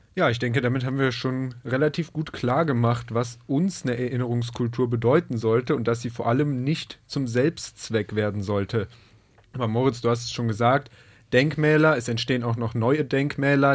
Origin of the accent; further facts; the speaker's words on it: near Cologne, North Rhine-Westphalia, Germany; ich komme aus der Nähe von Köln